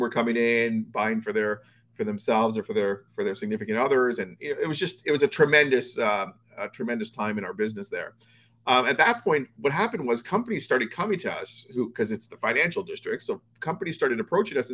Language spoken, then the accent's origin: English; Toronto, Ontario, Canada; now in Florida, United States; I'm actually from Toronto originally. I grew up there.